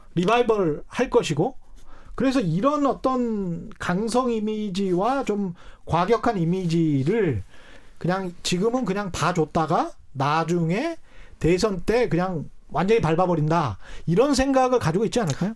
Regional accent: South Jeolla, South Korea; 이제 전라남도 출신이라

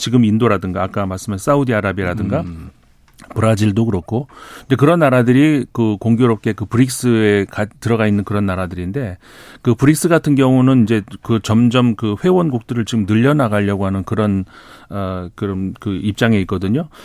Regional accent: South Korea; 제가 한국 사람이라서

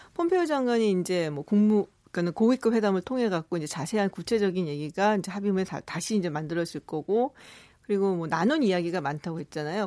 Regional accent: South Korea; 저도 한국 사람이라

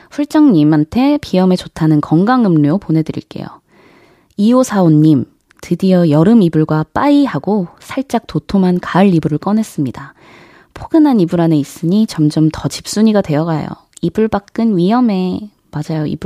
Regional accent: Jeonju, North Jeolla, South Korea; now in Seoul, South Korea; 제가 원래는 음, 사투리를 썼죠. 뭐 전주는 워낙 사투리가 억양이 센 지역은 아니긴 한데 그래도 억양 면에서 굉장히 좀 심했었거든요. 근데 이게 확실히 서울에서 이제 생활을 오래 하다 보니까 좀 자연스럽게 좀 줄어들게 되더라고요.

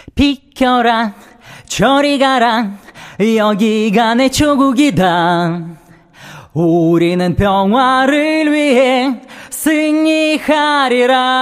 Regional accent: Ukraine; Korean is a second language; moved away as an adult; now in South Korea; 네, 우크라이나에서 온

